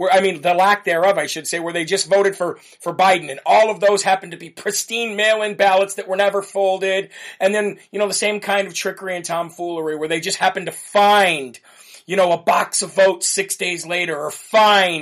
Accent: Illinois, United States; now in New Hampshire, United States; I'm from Illinois

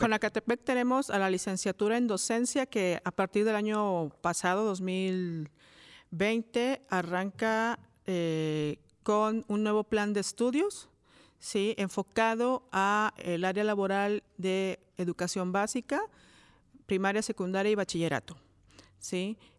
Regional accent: Cuautla, Morelos, Mexico; yo soy de Coautla, originaria de Coautla, Morelos

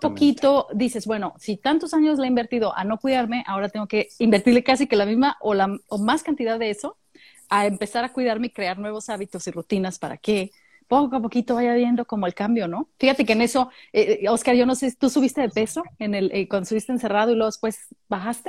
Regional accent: Mexico; moved away as an adult; now in Australia; nosotros como mexicanos cuando viví en México

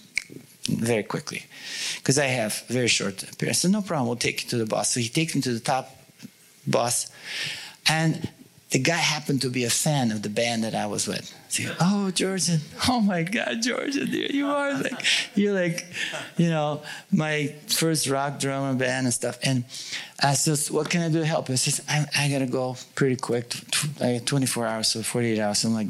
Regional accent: Bulgaria; now in United States; when I was in Bulgaria, I was part of communist

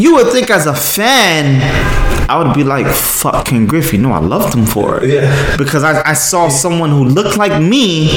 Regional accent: New York City, New York, United States; growing up in Brooklyn

